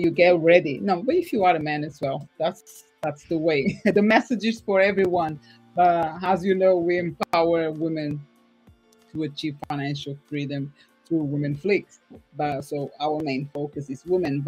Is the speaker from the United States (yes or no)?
no; Portugal; moved away; I'm from Portugal, so my aim is to be able to spend like 6 months there, 6 months here